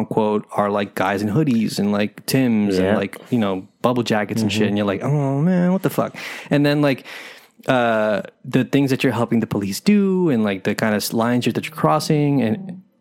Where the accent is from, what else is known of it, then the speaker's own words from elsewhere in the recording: New York City, New York, United States; as a New Yorker and especially as a, you know, person of color and someone who's grown up here